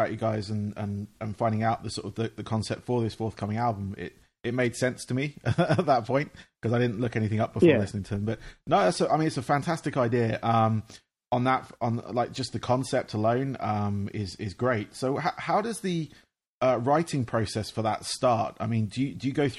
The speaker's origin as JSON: {"language": "English", "region": "England", "country": "United Kingdom", "accent": "English", "said": "obviously you hear from my accent, I am English, from England"}